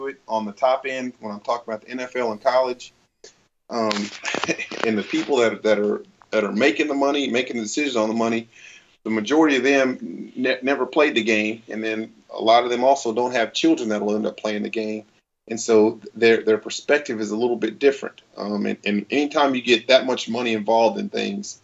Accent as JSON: {"language": "English", "town": "Wichita Falls", "region": "Texas", "country": "United States", "tie": "born or raised there", "said": "where I grew up in Wichita Falls, Texas"}